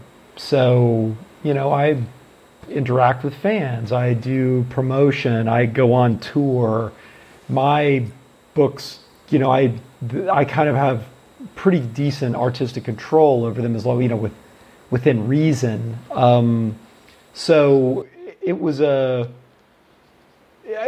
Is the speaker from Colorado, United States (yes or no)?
no; Oregon, United States; moved away; also born or lived in Baltimore, Maryland / Wyoming; I grew up in Oregon, but I was living in Baltimore at the time